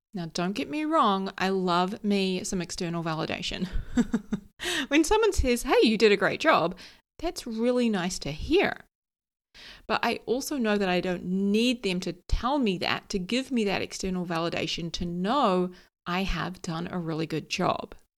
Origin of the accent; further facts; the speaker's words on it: New Zealand; also born or lived in London; I live in New Zealand, I grew up here in New Zealand, but I moved to London for a couple of years.